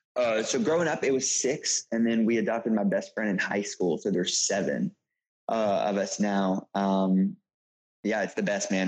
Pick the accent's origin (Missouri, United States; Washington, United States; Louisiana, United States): Louisiana, United States; Shreveport; moved away as an adult; also born or lived in Los Angeles, California; now in New York City, United States; I'm from Shreveport, Louisiana. Uh, grew up there, uh, pastor's kid